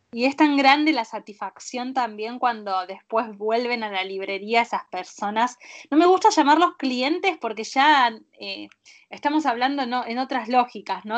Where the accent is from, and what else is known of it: Argentina